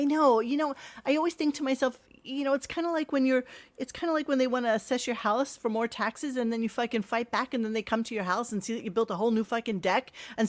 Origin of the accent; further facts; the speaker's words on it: New York, United States; I'm a New Yorker, born and raised.